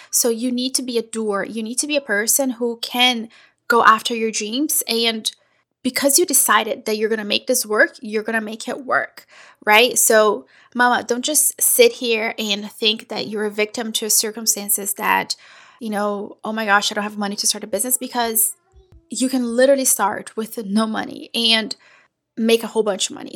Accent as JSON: {"language": "English", "country": "Brazil", "also_born_or_lived": "Portugal / Italy", "moved": "yes", "lives_now": "United States", "said": "I am originally from Brazil. I have lived in the US for over 20 years."}